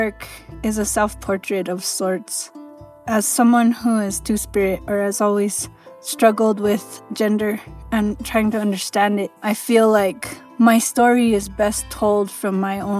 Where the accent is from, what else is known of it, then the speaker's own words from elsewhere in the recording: Santa Clara Pueblo, New Mexico, United States; I'm from Santa Clara Pueblo in northern New Mexico, where I live and work on my ancestral homelands